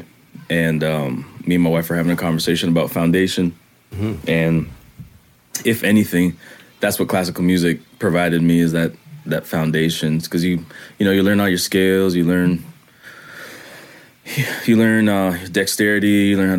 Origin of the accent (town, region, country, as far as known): Canada; accent: Canadian patois; now in Charlotte, United States